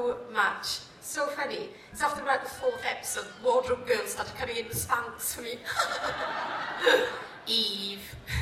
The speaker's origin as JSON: {"language": "English", "town": "Cardiff", "region": "Wales", "country": "United Kingdom", "said": "I'm, you know, I'm Welsh. I'm through and through Welsh, and I love where I'm from."}